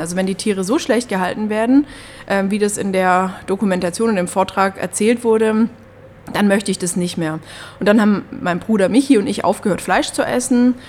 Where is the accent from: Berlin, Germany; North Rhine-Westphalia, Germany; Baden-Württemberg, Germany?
Baden-Württemberg, Germany; Upper Swabia; ich komme aus Oberschwaben